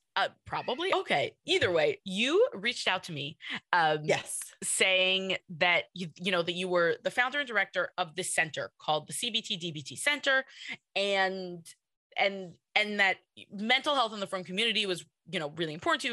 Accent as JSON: {"language": "English", "town": "New York City", "region": "New York", "country": "United States", "tie": "born or raised there", "said": "I'm in Kew Garden Hills"}